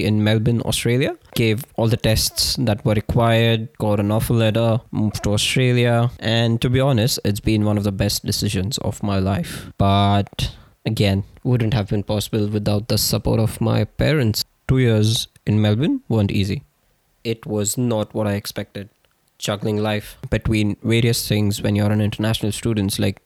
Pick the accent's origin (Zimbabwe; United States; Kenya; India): India; moved away as an adult; born and raised in India